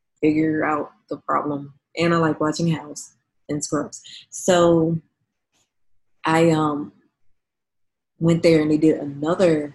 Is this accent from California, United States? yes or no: no; New Orleans, Louisiana, United States; moved away as an adult; now in San Francisco, United States; I'm from New Orleans